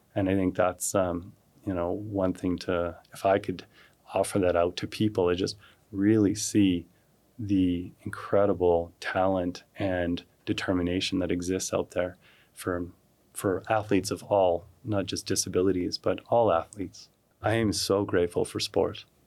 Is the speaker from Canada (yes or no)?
yes; Calgary, Alberta, Canada; I grew up here in Calgary